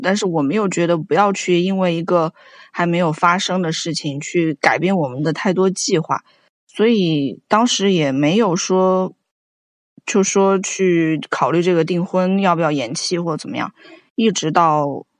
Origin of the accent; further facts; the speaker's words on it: Wuhan, Hubei, China; 你作为一个武汉人